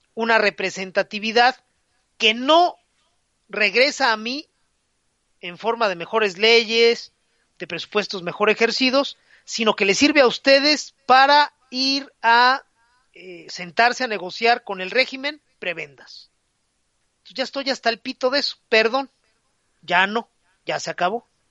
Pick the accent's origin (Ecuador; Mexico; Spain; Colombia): Mexico; todos los impresores de México